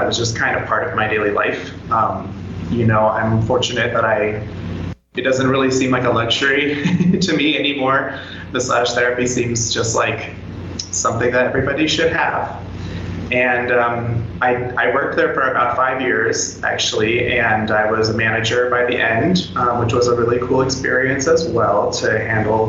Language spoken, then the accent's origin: English; Tucson, Arizona, United States; moved away as an adult; now in Costa Rica; I was attending University of Arizona in Tucson, which is my hometown